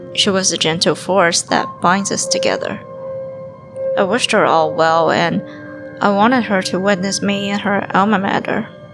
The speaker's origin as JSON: {"language": "English", "region": "Beijing", "country": "China", "tie": "born or raised there", "moved": "as an adult", "lives_now": "Ottawa, Canada", "said": "I was attending a university in my hometown, Beijing."}